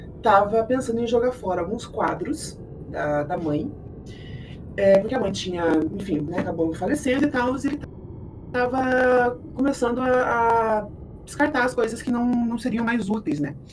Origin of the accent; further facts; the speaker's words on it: Curitiba, Paraná, Brazil; eu sou aqui de Curitiba